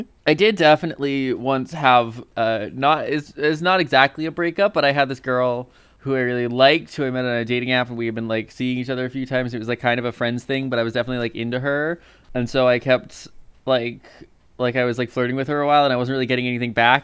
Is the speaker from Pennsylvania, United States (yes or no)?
no; Indiana, United States; We grew up in the same town as Adam Driver